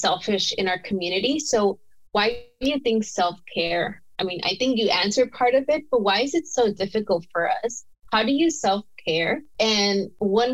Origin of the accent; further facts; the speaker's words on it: Los Angeles, California, United States; I'm from South LA, so I know we grew up in different neighborhoods